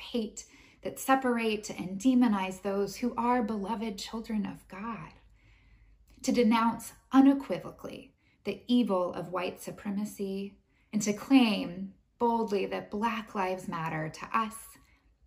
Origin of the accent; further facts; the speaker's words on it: United States; as an American